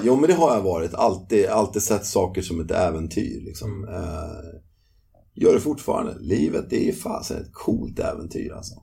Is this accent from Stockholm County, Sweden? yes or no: yes; Nykvarn, Stockholm County, Sweden; moved away as an adult; also born or lived in London, United Kingdom; i byn där jag växte upp, som heter Nykvarn